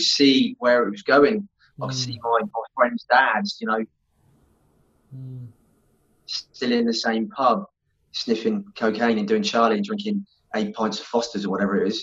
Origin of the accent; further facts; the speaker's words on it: Southampton, South East England, United Kingdom; moved away as an adult; now in Perth, Australia; I grew up in the UK in a place called Southampton, so in between Bournemouth and Brighton